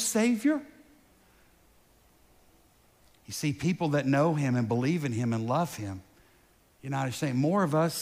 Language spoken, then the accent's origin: English; United States; American because I live here, right? I was born here